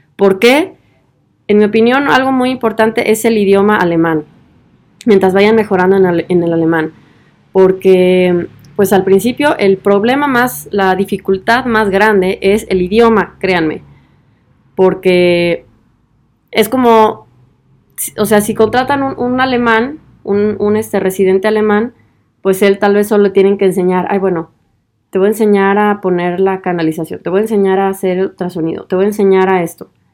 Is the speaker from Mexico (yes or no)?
yes; Guadalajara, Jalisco, Mexico; moved away as an adult; also born or lived in Tübingen / Vienna; now in Germany; de Guadalajara, de donde yo soy